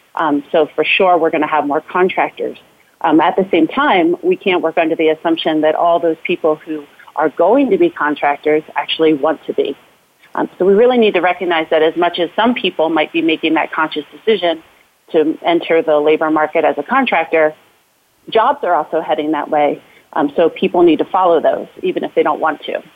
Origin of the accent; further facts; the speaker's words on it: Philadelphia, Pennsylvania, United States; now in Denver, United States; I'm originally from Philadelphia, um, but now I call Denver home